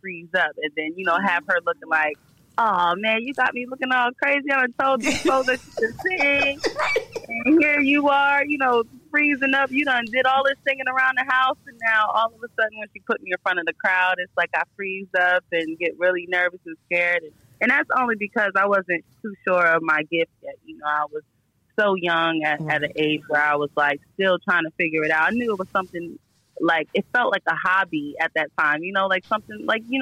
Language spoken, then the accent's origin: English; the South, United States; I spent a lot of my time growing up in the South